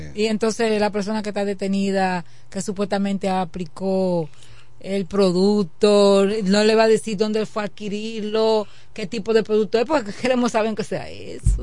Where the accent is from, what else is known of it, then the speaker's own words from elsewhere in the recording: Dominican Republic; los que somos dominicanos